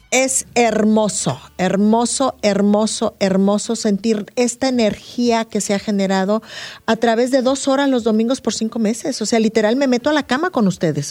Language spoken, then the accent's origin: Spanish; northern Mexico, Mexico; Yo me considero gente del norte